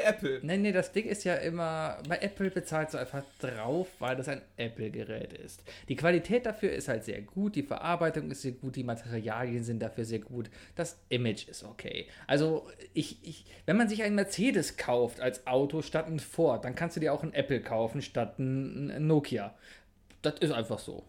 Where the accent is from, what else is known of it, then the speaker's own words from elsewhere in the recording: Cologne, North Rhine-Westphalia, Germany; ich als Kölner